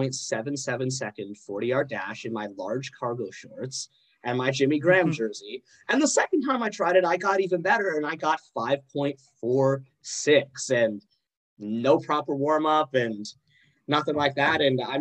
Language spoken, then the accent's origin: English; Calgary, Alberta, Canada; I'm not actually from Wisconsin. I'm from Calgary